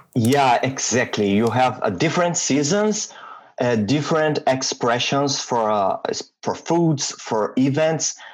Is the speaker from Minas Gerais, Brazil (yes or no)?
yes; Minas Gerais, Brazil; English is a second language; moved away as an adult; also born or lived in Vitória, Brazil; now in Ottawa, Canada; I was born and raised in Brazil